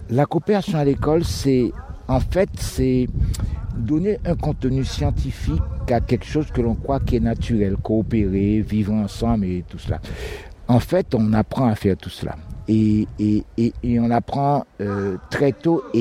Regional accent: Guadeloupe; Je viens de la Guadeloupe.

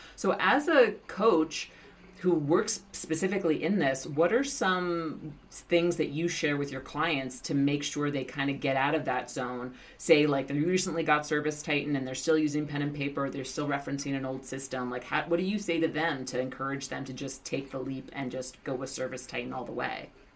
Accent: New York City, New York, United States; I'm from Queens

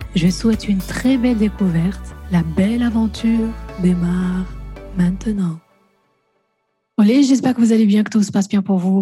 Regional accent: Belgium; also born or lived in Namur, Belgium; moi je suis belge, j'habite en Belgique, à Namur précisément

